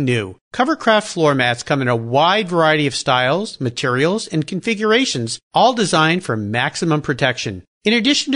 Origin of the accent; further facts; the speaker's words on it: San Diego, California, United States; I grew up down in San Diego